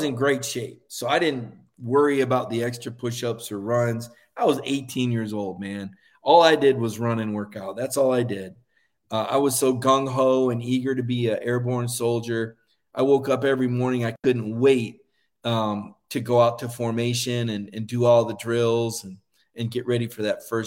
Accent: Mobile, Alabama, United States; I was born in Mobile, Alabama

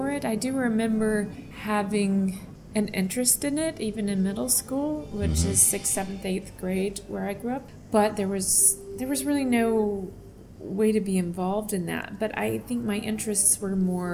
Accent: Virginia, United States; I'm from Virginia

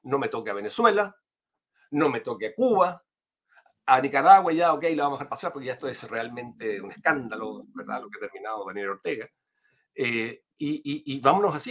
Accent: Chile

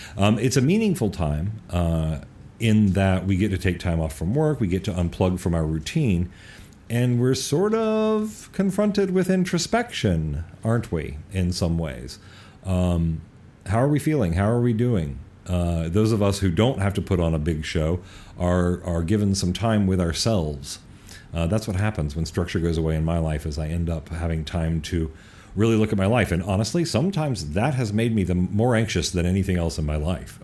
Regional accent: North Carolina, United States; now in Los Angeles, United States; when I moved away from North Carolina, where I grew up

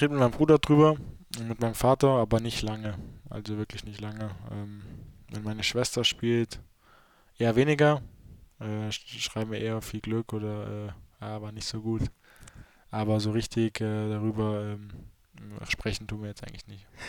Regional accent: North Hesse, Germany; accent: Hochdeutsch; wir in Nordhessen sprechen eigentlich so ho normales Hochdeutsch

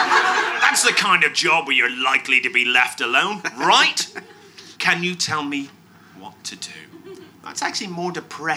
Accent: Northern Ireland, United Kingdom; moved away; I grew up in Northern Ireland during the horrible 80s

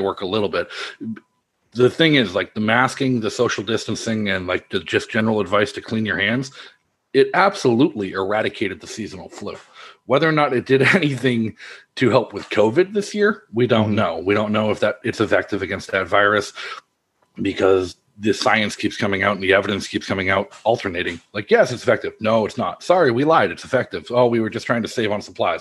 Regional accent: Massachusetts, United States; I'm a Red Sox fan, born and bred in Massachusetts

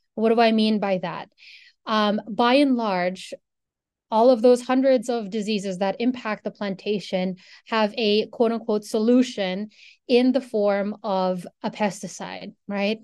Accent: Philippines; moved away as an adult; now in Ann Arbor, United States; I'm a Filipino person. That's where I grew up

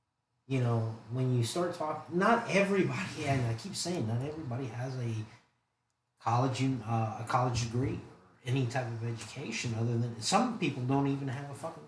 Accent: Miami, Florida, United States; I'm from Miami, right?

